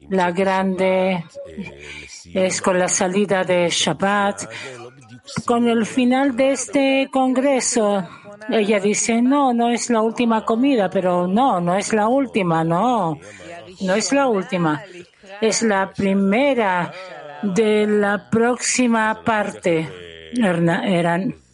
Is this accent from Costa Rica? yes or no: no; Donetsk, Donetsk Oblast, Ukraine; now in Odesa, Ukraine; soy de Donetsk eh, y ahora estoy en Odessa